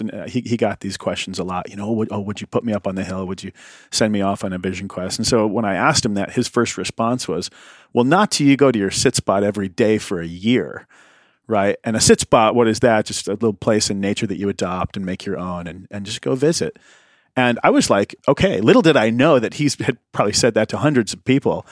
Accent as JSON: {"language": "English", "region": "Midwest", "country": "United States", "tie": "born or raised there", "also_born_or_lived": "County Cork, Ireland (ancestry)", "said": "I grew up in the Midwest"}